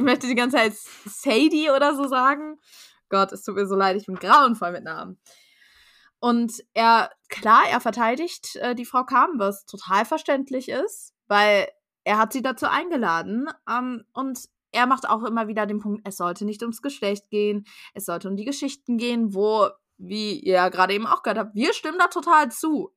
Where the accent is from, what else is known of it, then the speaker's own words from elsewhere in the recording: Germany; wir als Deutsche